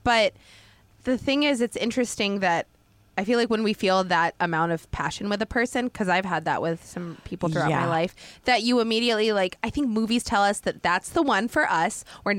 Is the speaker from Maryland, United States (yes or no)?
no; outside Portland, Oregon, United States; It wasn't in the town that I grew up in outside Portland